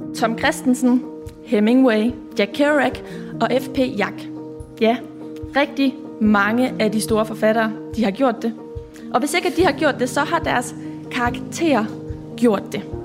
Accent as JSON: {"language": "Danish", "town": "Aarhus", "region": "Central Denmark Region", "country": "Denmark", "tie": "born or raised there", "said": "Jeg kommer også fra Risskov, og, øh, har også gået på katedralen og også på Risgårds skole"}